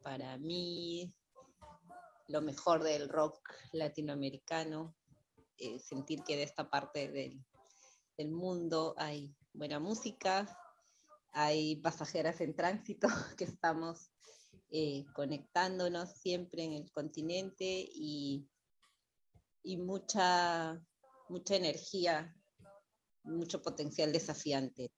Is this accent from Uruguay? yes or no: yes; Fray Bentos, Río Negro, Uruguay; Nací y crecí en ciudad frontera con Argentina, llamada Fraiventos